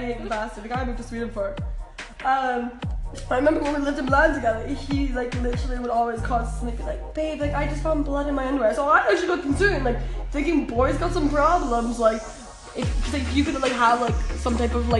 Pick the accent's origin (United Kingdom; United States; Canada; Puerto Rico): Canada